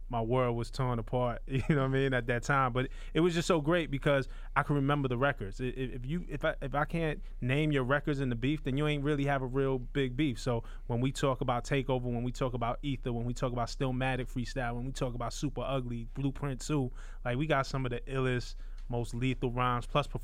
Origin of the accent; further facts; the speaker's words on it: New York City, New York, United States; I'm from Brooklyn